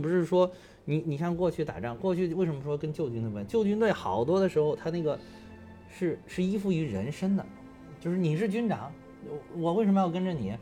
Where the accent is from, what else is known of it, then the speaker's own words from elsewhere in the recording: Beijing, China; also born or lived in Henan; 从小学、初中、高中，一直上大学都在北京了